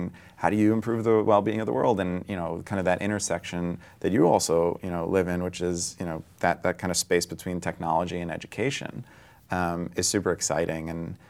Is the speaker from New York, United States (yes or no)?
yes; New York, United States; I think of myself as like a New Yorker with, you know, probably the interests of a Bay Area person, right?